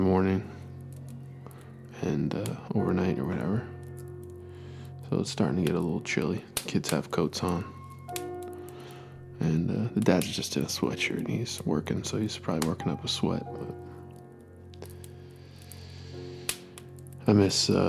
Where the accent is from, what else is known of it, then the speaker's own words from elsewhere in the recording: East Coast, United States; I grew up on the East Coast